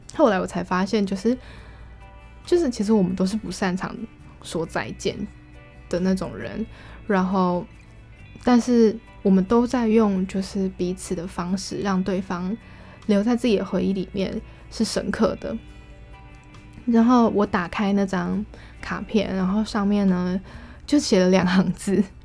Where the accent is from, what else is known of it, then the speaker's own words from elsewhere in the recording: Taiwan; 我们台湾人算是蛮晚走的